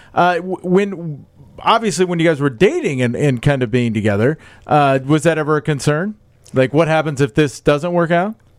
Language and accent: English; Des Moines, Iowa, United States; moved away; I'm from Des Moines.